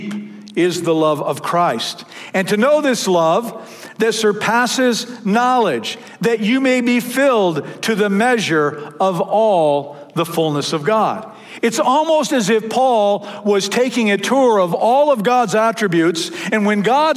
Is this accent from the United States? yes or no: yes; Michigan, United States; moved away; I grew up in Michigan.